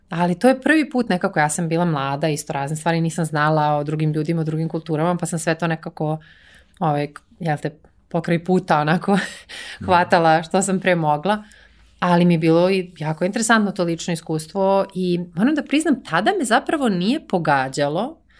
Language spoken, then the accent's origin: Croatian; Serbia; moved away as an adult; also born or lived in Netherlands; nikad nisam razmišljala o tome kao ja sam iz Srbije i kao kako će to ljudi da vide.